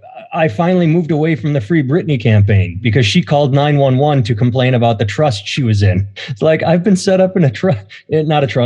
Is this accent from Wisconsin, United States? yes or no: yes; Oconomowoc, Wisconsin, United States; now in Iowa City, United States; my hometown of Oconomowoc, Wisconsin.